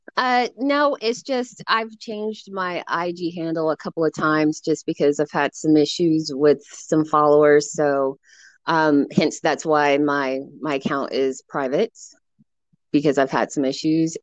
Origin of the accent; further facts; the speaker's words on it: Colorado Springs, Colorado, United States; moved away as an adult; now in San Luis Obispo, United States; I'm originally born and raised Colorado Springs, Colorado, um, and I moved out to California to for college.